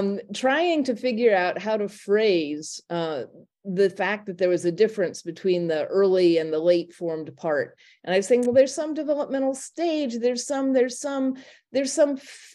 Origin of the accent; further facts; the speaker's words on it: Indiana, United States; moved away as an adult; also born or lived in Berkeley, California; now in Oberlin, United States; I grew up in Indiana, attended Indiana University